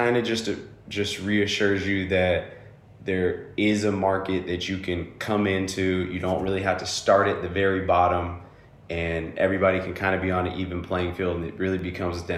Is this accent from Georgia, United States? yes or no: no; Bay Area, Northern California, United States; moved away as an adult; now in Austin, United States; But I come from the Bay Area, right? I come from Northern California